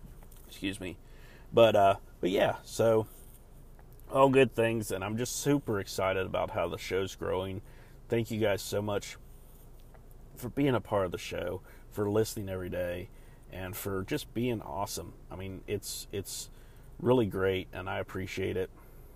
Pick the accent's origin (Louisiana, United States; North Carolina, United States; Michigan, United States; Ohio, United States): North Carolina, United States; And so I was telling people, like, yeah, I'm from North Carolina, where this happened. I'm from there.